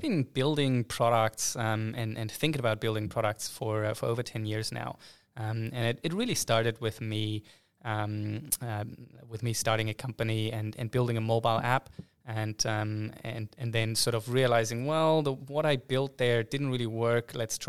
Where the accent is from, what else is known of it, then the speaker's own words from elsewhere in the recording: Hamburg, Germany; English is a second language; See, I'm from Hamburg. We had our own opera disaster where I think the original quote went about 10 times over or something.